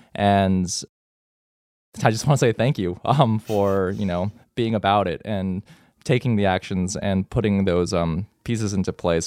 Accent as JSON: {"language": "English", "region": "Texas", "country": "United States", "tie": "born or raised there", "said": "I grew up in Texas"}